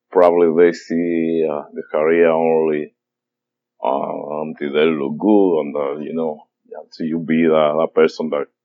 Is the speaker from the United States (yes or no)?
no; Dominican Republic; moved away; I was growing up in the Dominican Republic